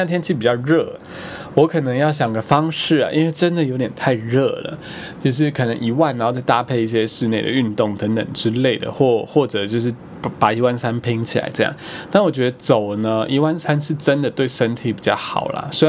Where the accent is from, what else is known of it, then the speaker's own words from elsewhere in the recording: Taitung County, Taiwan; also born or lived in Kaohsiung / Taoyuan; 说我一直号称自己是台东人，究竟是一个什么样的想法？因为我其实比较不会把高雄视为我的故乡，因为我在高雄真的太短了，然后我也没什么印象。桃园我就是在那边三年嘛